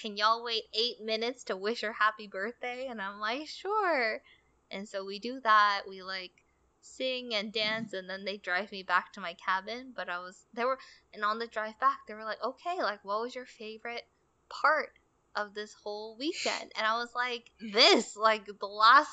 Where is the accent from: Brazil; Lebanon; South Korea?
South Korea; I am the typical Korean girl